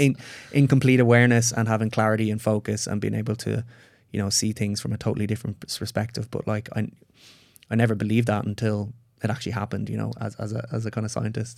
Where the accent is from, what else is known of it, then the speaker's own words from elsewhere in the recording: Ireland; I'm Irish.